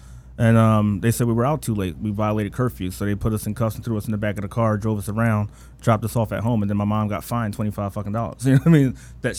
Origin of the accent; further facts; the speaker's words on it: Philadelphia, Pennsylvania, United States; I grew up in Germantown, this neighborhood called The Hollow